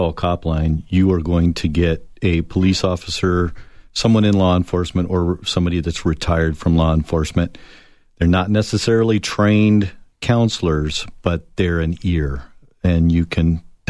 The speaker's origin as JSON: {"language": "English", "town": "Tucson", "region": "Arizona", "country": "United States", "tie": "born or raised there", "said": "I was born in Tucson."}